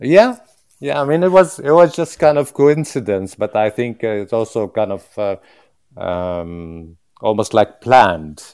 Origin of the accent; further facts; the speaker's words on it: Jerusalem, Palestine; English is a second language; moved away as an adult; now in London, United Kingdom; I'm Palestinian. I'm from Jerusalem